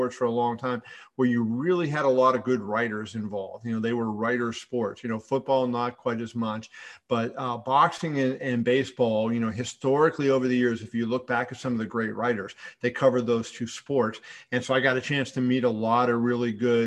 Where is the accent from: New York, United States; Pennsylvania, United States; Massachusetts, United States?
Pennsylvania, United States; Pittsburgh; I grew up in Pittsburgh